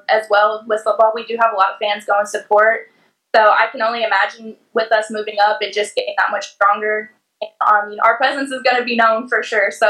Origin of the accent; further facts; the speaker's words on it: Little Elm, Texas, United States; I'm from Little Elm, Texas.